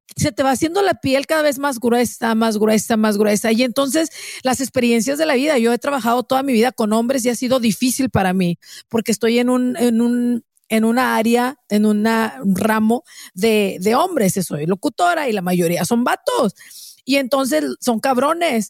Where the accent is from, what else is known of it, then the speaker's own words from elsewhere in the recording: Mexico; yo soy mexicana